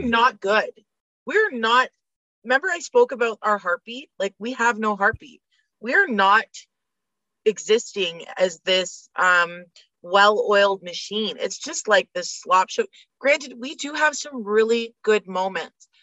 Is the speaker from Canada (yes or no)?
yes; Canada; as a Canadian